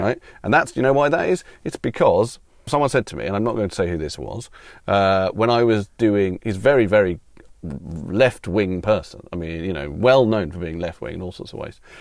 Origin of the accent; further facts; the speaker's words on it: United Kingdom; also born or lived in United States; I'm a British citizen. I've lived my whole life here, apart from being born in America